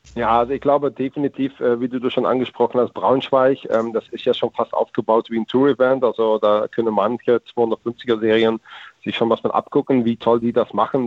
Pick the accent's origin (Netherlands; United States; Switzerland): Netherlands; German is a second language; als Holländer